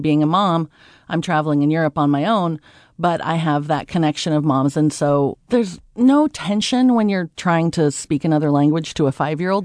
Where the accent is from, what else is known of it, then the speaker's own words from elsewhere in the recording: United States; we as American women are raised to use direct eye contact